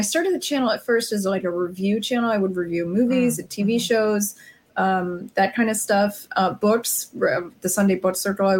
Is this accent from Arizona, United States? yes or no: yes; Arizona, United States; moved away; I'm from Arizona originally